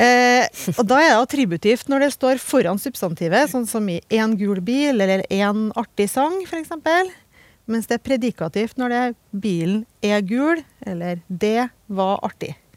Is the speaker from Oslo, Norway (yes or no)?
no; Trøndelag, Norway; jeg er fra Trøndelag